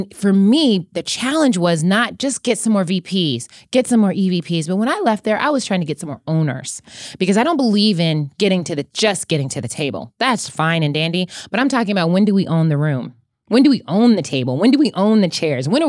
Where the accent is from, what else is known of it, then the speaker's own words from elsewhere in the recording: Austin, Texas, United States; also born or lived in Germany; But but I was actually born in Germany, moved around a lot and kind of grew up in Austin and then just everywhere.